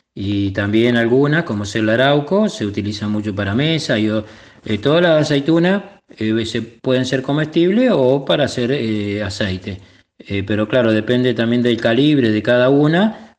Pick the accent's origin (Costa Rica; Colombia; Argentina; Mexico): Argentina; Etruria, Córdoba; now in Mar del Plata, Argentina; Soy oriundo de la provincia de Córdoba, una localidad eh, llamada Etruria